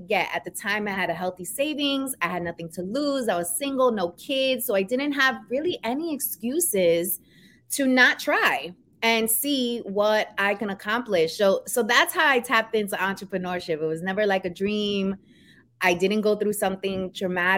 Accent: New York City, New York, United States; accent: New York; moved away as an adult; now in New Jersey, United States; I am born and raised in New York, Queens. So I am a Queens girl. You might hear that New York accent come

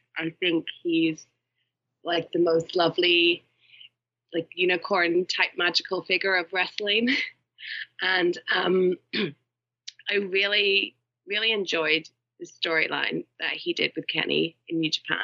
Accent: Ireland; I am Irish

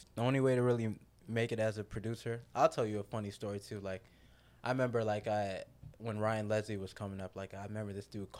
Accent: Jamaica; I listen to a lot of dancehall reggae. I'm Jamaican.

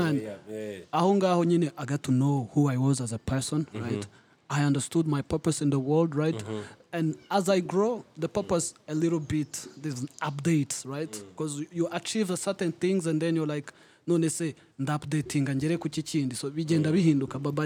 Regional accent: Kigali, Rwanda; moved away; also born or lived in Turkey; I've always identified myself as a Muslim from Nyamirambo

